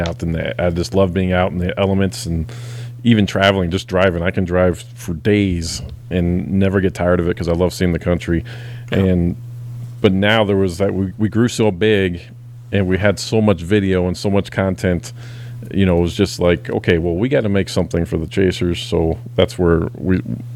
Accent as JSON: {"language": "English", "town": "Chicago", "region": "Illinois", "country": "United States", "moved": "yes", "lives_now": "southern Nebraska, United States", "said": "I'm from Chicago originally"}